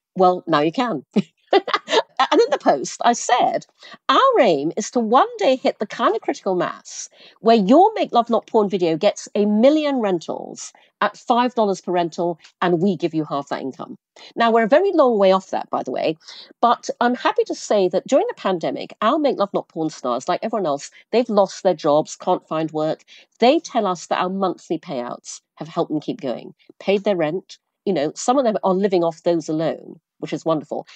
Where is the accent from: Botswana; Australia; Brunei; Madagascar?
Brunei; now in New York, United States; I grew up in Asia, I grew up in Brunei.